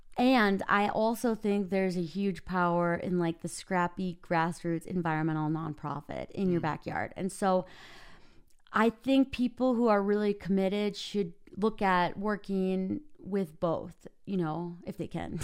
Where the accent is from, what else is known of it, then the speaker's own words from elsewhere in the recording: Minnesota, United States; now in Park City, United States; I live in Park City, Utah. I'm originally from Minnesota.